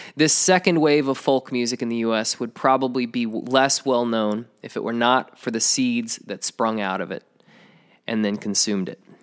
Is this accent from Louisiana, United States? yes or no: no; rural Georgia, United States; also born or lived in Paris, France / Atlanta, Georgia; I moved home from Paris to my parents' rural Georgia home